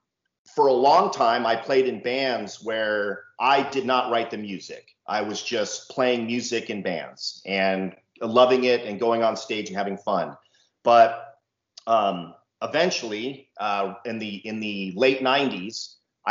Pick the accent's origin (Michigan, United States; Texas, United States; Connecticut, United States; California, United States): California, United States; San Diego; now in Temecula, United States; I'm from California. I've lived here my entire life. So that is specifically San Diego, California. That's where I grew up